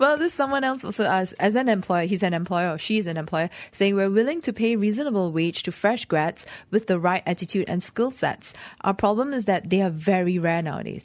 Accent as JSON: {"language": "English", "region": "Penang", "country": "Malaysia", "moved": "as an adult", "said": "I'm from Penang"}